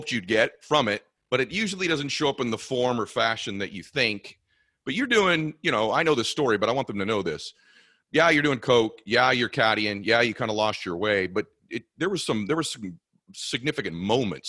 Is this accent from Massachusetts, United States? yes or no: yes; Boston, Massachusetts, United States; now in Los Angeles, United States; we're both from Boston area